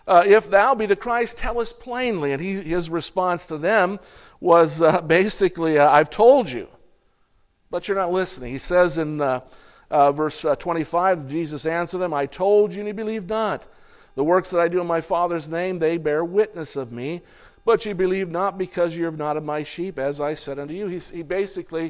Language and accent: English; United States; being an American.